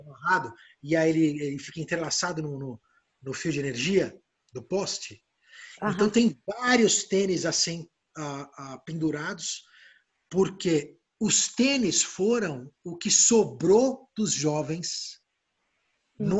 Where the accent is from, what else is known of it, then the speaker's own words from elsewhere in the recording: Brazil; eu sou brasileiro